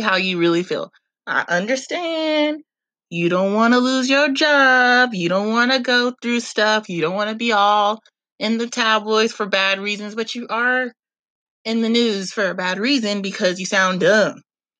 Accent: California, United States; speaking as a Californian

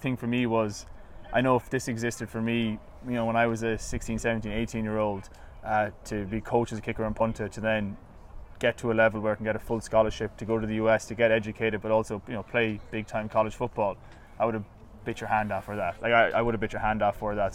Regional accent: Ireland; being Irish

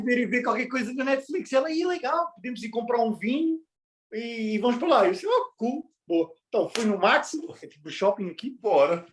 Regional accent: Portugal; moved away; Nós todos já vivemos, sou português, nós todos já vivemos em Portugal

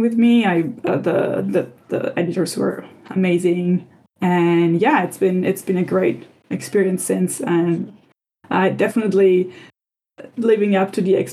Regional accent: Italy; growing up in Italy

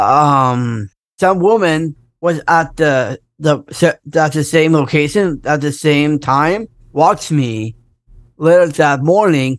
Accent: Northern California, United States; now in Fresno, United States; enjoying the nice lagoon at, at my hometown.

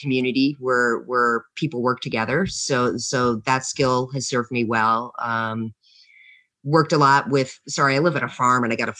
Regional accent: New York, United States; born there; also born or lived in Vermont / Massachusetts / Louisiana / New Mexico; I'm from the United States. I lived all over the United States. I've lived in Vermont. I've lived in Cape Cod, Massachusetts. I was born in the Appalachia region of upstate New York.

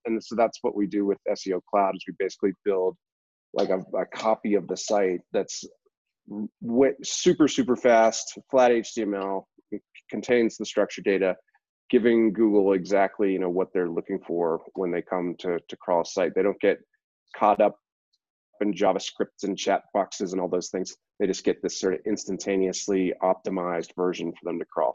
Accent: Boston, Massachusetts, United States; moved away as an adult; I'm originally from the Boston area

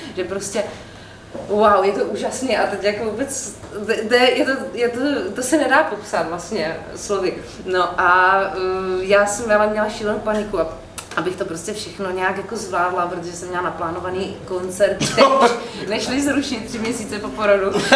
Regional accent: Olomouc, Olomouc Region, Czechia; dětství jsem prožila v Olomouci

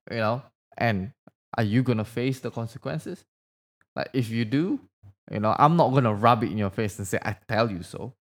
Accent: Indonesia; first language Indonesian; English is a second language; moved away; English is not my first language, by the way. Like, I don't, like, I grew up in Indonesia, so my language was actually Bahasa

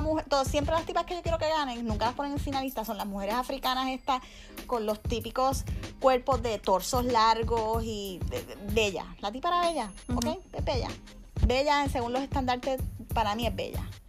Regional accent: Puerto Rico; now in Miami, United States; Obviamente somos un país que no es independiente

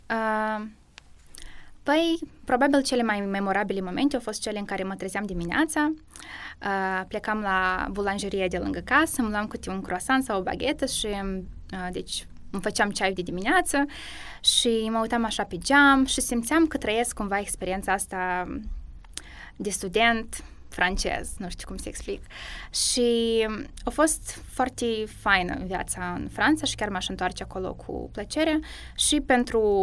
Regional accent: Moldova; moved away as an adult; now in Cluj-Napoca, Romania; eu sunt prima din Republica Moldova

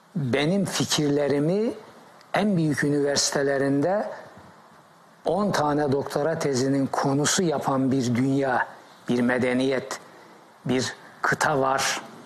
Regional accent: Black Sea Region, Turkey; moved away; also born or lived in Heybeliada, Istanbul; Ben Karadeniz çocuğuyum

